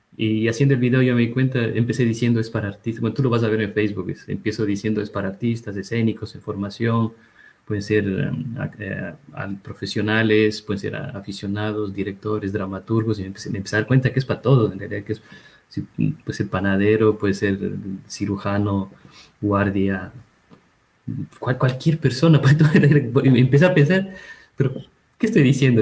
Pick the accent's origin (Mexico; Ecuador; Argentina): Ecuador; moved away as an adult; also born or lived in Cuenca, Ecuador / Quito, Ecuador / France; now in United States; algunos años fuera del país